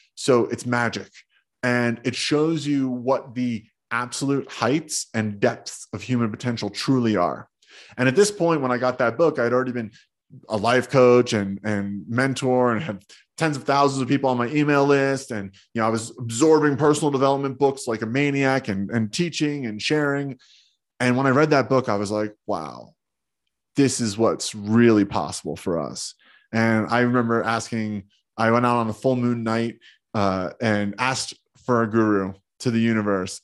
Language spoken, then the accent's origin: English; New Jersey, United States; I grew up in Jersey, being a tough Jersey kid